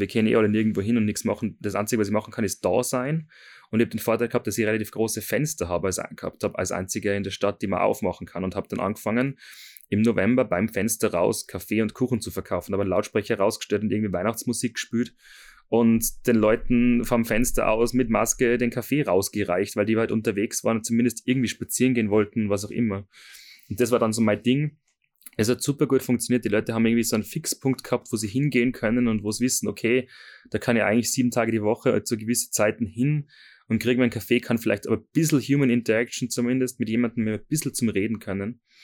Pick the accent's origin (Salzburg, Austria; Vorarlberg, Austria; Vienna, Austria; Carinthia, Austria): Salzburg, Austria; Seekirchen am Wallersee; habe dann eine Lehrstelle gefunden in Seekirchen, ähm, wo ich herkomme